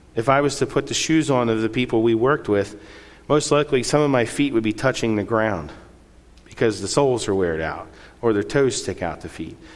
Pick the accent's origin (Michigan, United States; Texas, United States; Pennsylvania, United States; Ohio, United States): Pennsylvania, United States; Lancaster County; moved away as an adult; also born or lived in Chile; now in San Jose, Costa Rica; where I grew up in Lancaster County, a lot of people believe in God